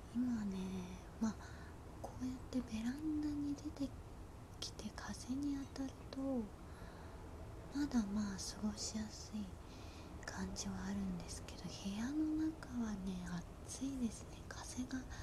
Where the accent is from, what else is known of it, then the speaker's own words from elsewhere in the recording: Osaka, Japan; now in Tokyo, Japan; 私地元が大阪なんですけど